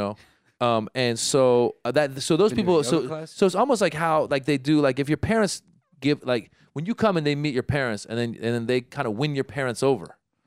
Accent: Northern California, United States; now in Los Angeles, United States; growing up in Northern California

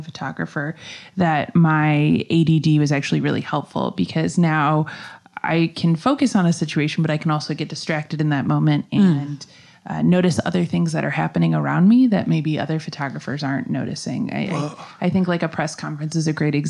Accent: Minneapolis, Minnesota, United States; also born or lived in Chicago; now in St. Petersburg, United States; I was born in Chicago, and I grew up in Minneapolis

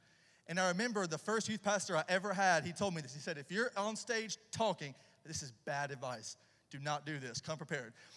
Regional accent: about an hour south of Nashville, Tennessee, United States; accent: redneck boy accent; now in Charlotte, United States; I'm originally from Tennessee, about an hour south of Nashville. So if you're hearing the redneck boy accent, that's why.

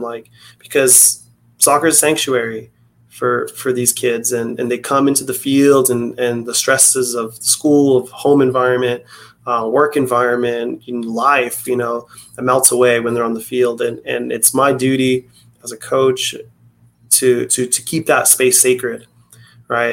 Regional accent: Tucson, Arizona, United States; I'm from Tucson, Arizona

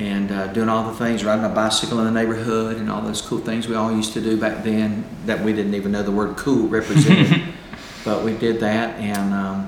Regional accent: Shelby, North Carolina, United States; now in Lake Oconee, United States; Well, I grew up in Shelby, North Carolina. It's about 30 miles west of Charlotte. Had a great life there, somewhat, and had just, it was a cool Mayberry, North Carolina town back then

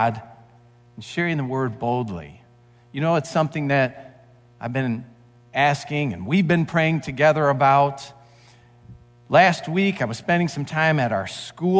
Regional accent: St. Clair Shores, Michigan, United States; as a kid, I grew up in St. Clair Shores, and I loved the lake

